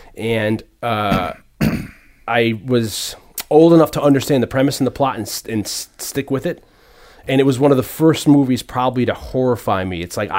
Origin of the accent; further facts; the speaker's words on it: New Haven, Connecticut, United States; For me, when I was little, I grew up in New Haven, and I think one of the earliest memories